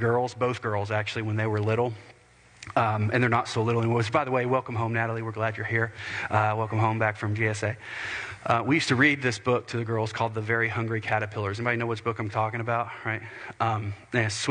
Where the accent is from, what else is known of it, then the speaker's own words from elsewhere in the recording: United States; as American believers